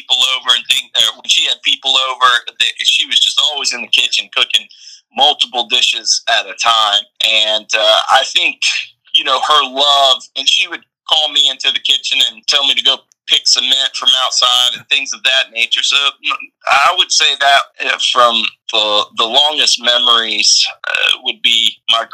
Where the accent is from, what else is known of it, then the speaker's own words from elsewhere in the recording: Norcross, Georgia, United States; now in Charleston, United States; I grew up outside of Atlanta in kind of the suburbs of Norcross